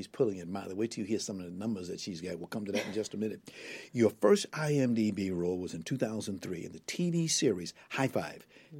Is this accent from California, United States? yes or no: no; New York City, New York, United States; I'm from New York City in Harlem